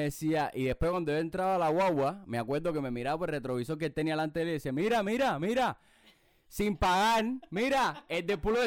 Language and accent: Spanish; Havana, Cuba; yo soy de la lisa